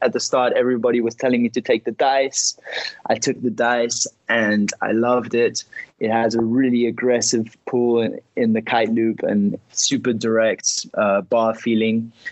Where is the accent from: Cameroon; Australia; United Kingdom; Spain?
Spain; Ibiza, Balearic Islands; moved away; also born or lived in Tarifa; I was born in Ibiza